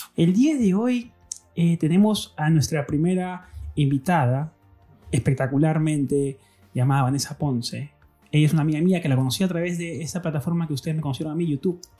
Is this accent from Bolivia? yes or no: no; Peru; siendo peruano